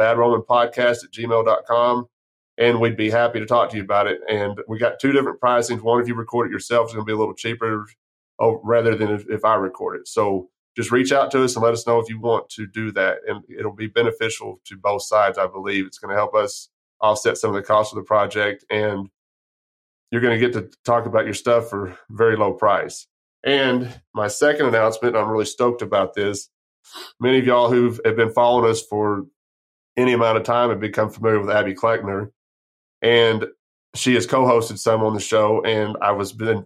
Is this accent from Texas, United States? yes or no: yes; San Angelo, Texas, United States; I grew up right outside of San Angelo